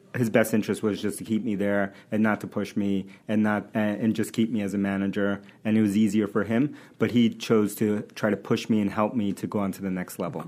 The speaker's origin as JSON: {"language": "English", "town": "New York City", "region": "New York", "country": "United States", "tie": "born or raised there", "also_born_or_lived": "Bronx, New York / Manhattan, New York", "second_language": "English", "moved": "as an adult", "lives_now": "Boston, United States", "said": "I was born in the Bronx, New York, and uh, grew up in Queens"}